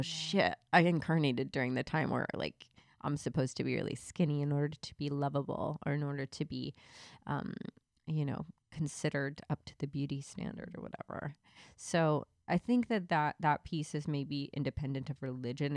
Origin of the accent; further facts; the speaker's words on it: the Bible Belt, the South, United States; I grew up in the Bible Belt